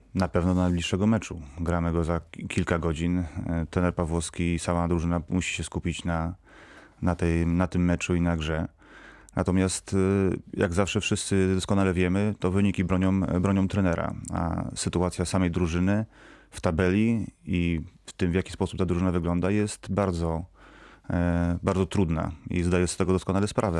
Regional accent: Wrocław, Lower Silesian Voivodeship, Poland; Jestem wrocławianinem

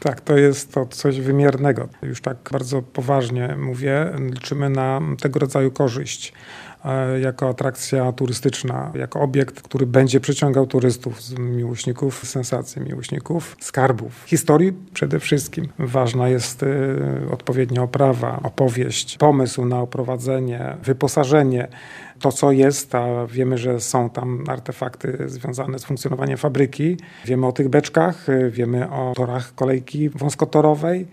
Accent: Bolków, Lower Silesian Voivodeship, Poland; pochodzę z Bolkowa. Dzieliło mnie od góry w latach dzieciństwa około dwustu metrów

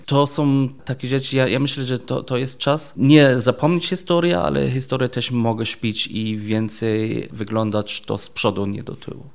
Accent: Germany; Polish is a second language; moved away as an adult; also born or lived in England; now in Wrocław, Poland; jestem Niemiec i żyję w Polsce

